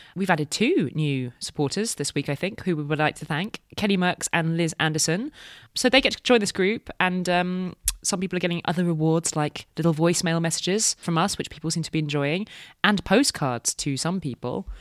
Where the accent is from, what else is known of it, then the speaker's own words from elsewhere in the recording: United Kingdom; I'm British